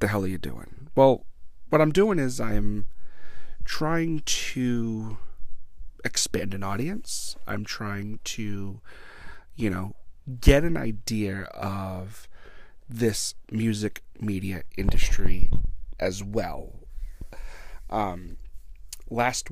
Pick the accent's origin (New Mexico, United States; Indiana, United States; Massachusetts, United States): Massachusetts, United States; Blackstone; right here in my hometown of Blackstone, Massachusetts